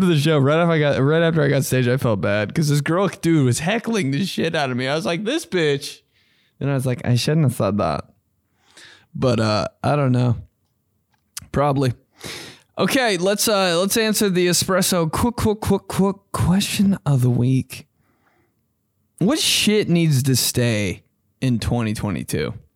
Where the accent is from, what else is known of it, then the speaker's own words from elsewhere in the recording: Greenwood, United States; I'm from Greenwood.